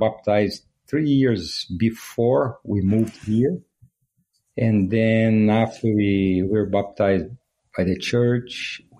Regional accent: Uberlândia, Minas Gerais, Brazil; now in Utah, United States; I was born in Brazil.

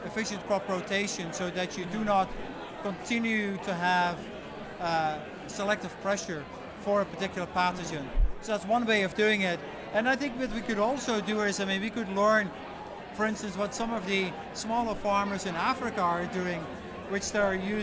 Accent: Netherlands; now in Canada; I'm from the Netherlands

